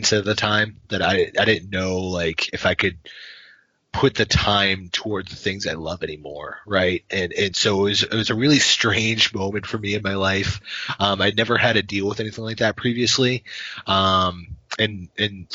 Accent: Boston, Massachusetts, United States; moved away as an adult; now in New Hampshire, United States; I grew up in the Boston area

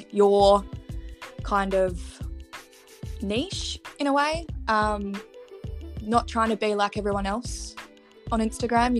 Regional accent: Perth, Western Australia, Australia; I'm from Perth.

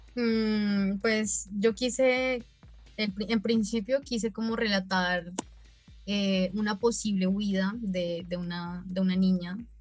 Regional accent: Nariño, Colombia; now in Cali, Colombia; yo soy de Nariño, pero vivo en Cali hace como aproximadamente siete años

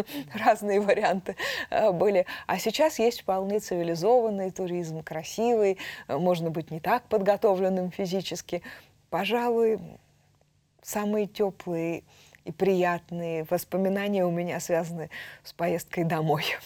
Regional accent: Altai Krai, Russia; now in Moscow, Russia; Я родилась в Алтайском крае.

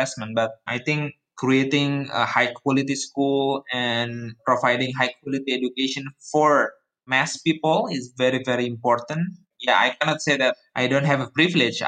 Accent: Surakarta, Central Java, Indonesia; moved away as an adult; Solo is my hometown actually. I was born there and then for 18 years, I lived there

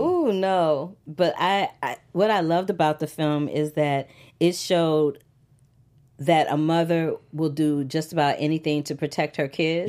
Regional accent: St. Louis, Missouri, United States; I grew up in the Midwest in Saint Louis, Missouri

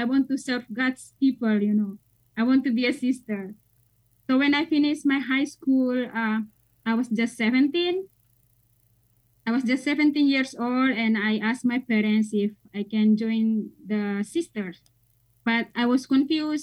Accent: Indonesia; moved away as an adult; now in United States; I'm from Indonesia

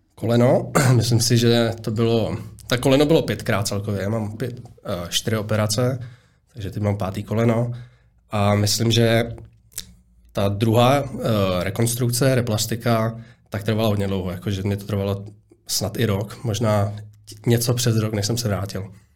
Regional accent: Prague, Czechia; narodil jsem se na Zličíně

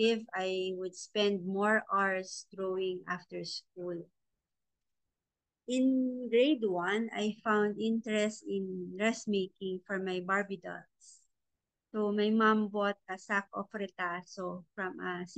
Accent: La Union, Ilocos Region, Philippines; I am an active member of the Artist Guild of La Union, the art group in my hometown that I support

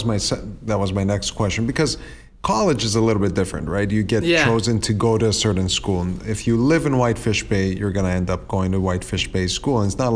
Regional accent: Greece; English is a second language; I grew up in Greece and I went to high school in Greece.

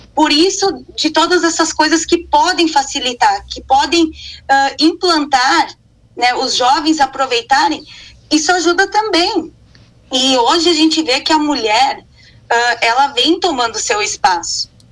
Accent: Estrela, Rio Grande do Sul, Brazil; eu sou de Estrela, sou formada em engenharia de produção, optei em ficar no interior

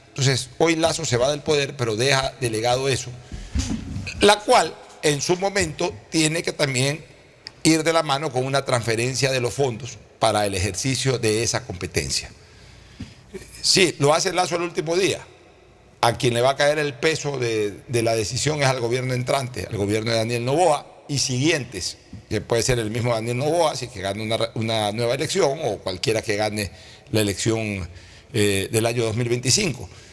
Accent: Guayaquil, Guayas, Ecuador

